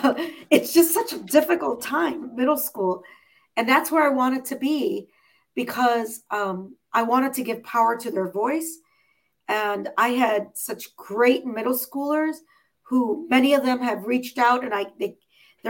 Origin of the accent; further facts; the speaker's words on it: Chicago, Illinois, United States; I'm from Chicago